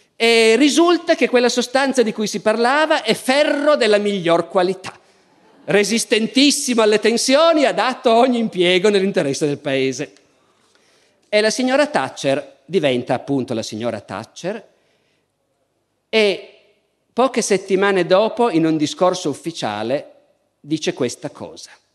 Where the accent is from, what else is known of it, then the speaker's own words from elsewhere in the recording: Italy; io, essendo un italiano